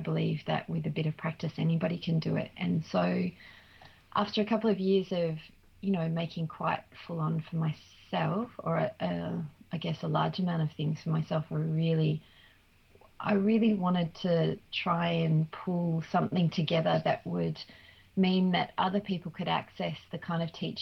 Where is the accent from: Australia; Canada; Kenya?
Australia; also born or lived in England; I'm Australian